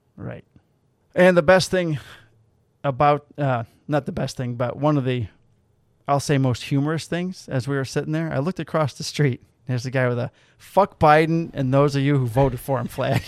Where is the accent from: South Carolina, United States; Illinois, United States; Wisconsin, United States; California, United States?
Illinois, United States; outside Chicago; we're from outside Chicago